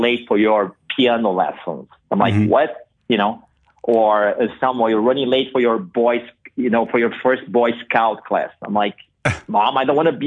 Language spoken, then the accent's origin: English; São Paulo, Brazil; English is a second language; moved away as an adult; also born or lived in Madrid / Miami / New York; now in United States; I was born and raised in Brazil